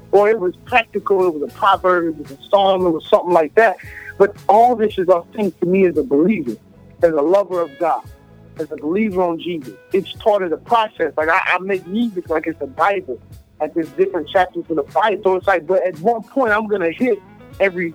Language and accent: English; Memphis, Tennessee, United States; Like I was raised in the South. Like, I was born in Memphis